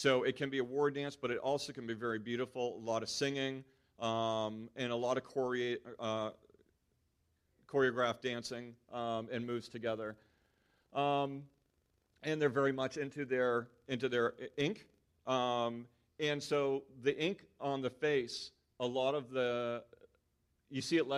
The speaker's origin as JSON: {"language": "English", "country": "United States", "moved": "as an adult", "lives_now": "New Zealand", "said": "everything of who I am that I've built over 39 years in America"}